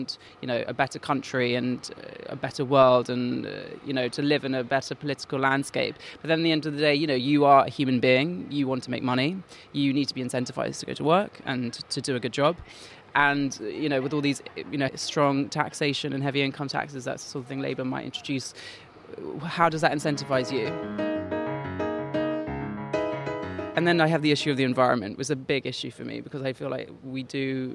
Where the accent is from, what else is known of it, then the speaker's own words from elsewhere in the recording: London, United Kingdom; I grew up in West London, and the Borough of Kensington is a very sort of Conservative Tory area